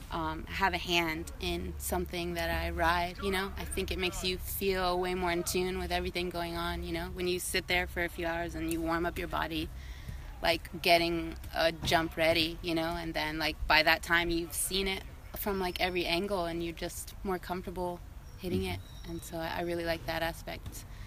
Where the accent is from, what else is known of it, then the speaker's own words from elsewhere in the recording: Virginia, United States; moved away; also born or lived in Puerto Rico; I'm from Virginia.